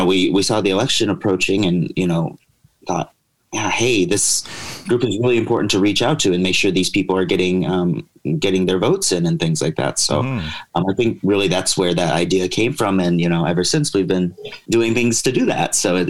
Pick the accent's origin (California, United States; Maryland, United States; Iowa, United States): Iowa, United States; Clear Lake; moved away as an adult; also born or lived in Jeonju, South Korea / Tucson, Arizona; now in Seoul, South Korea; I grew up in Clear Lake, Mason City area, so northern Iowa.